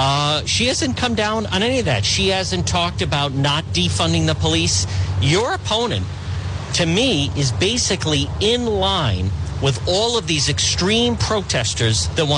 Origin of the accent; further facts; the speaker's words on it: Cranston, Rhode Island, United States; I grew up in Cranston